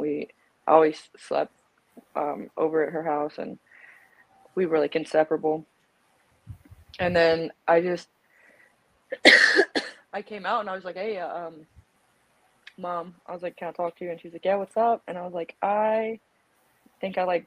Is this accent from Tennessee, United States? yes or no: no; South Carolina, United States; I was born and raised in South Carolina.